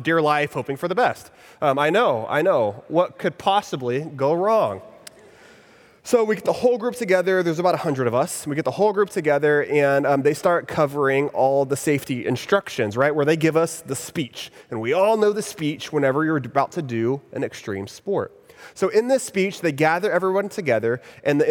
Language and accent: English; Texas, United States; moved away as an adult; now in Orlando, United States; I'm originally from Texas, and about 5 years ago, when I was still living there in Texas